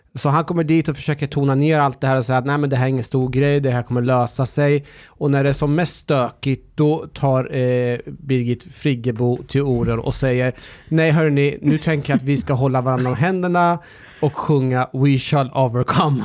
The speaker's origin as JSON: {"language": "Swedish", "town": "Norrköping", "region": "Östergötland", "country": "Sweden", "tie": "born or raised there", "said": "när jag var liten och bodde i Norrköping"}